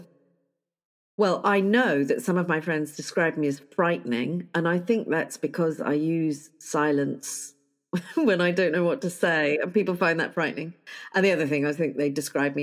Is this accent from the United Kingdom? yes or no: yes; United Kingdom; I am terribly British